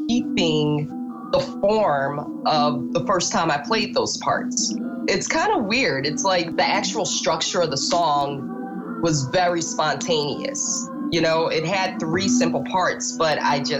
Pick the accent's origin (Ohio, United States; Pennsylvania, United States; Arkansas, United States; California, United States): Pennsylvania, United States; Philadelphia; now in Brooklyn, United States; I'm from Philadelphia originally, but now I live in Brooklyn.